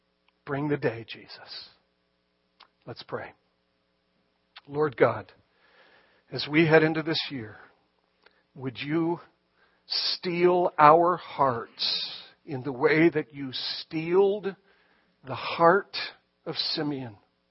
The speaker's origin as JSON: {"language": "English", "country": "Ireland", "said": "But again, as an Irishman, I have no pride. I'll claim him."}